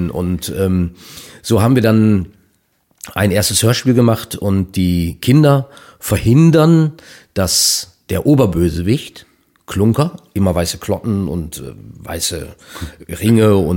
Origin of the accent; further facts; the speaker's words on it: North Rhine-Westphalia, Germany; Ein Kuss ist bei uns in Ostwestfalen ein Eheversprechen.